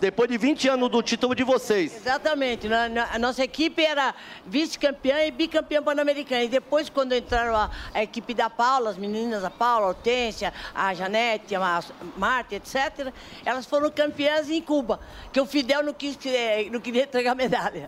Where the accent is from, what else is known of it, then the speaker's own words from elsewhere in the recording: Argentina; now in Brazil; Eu sou argentina naturalizada brasileira.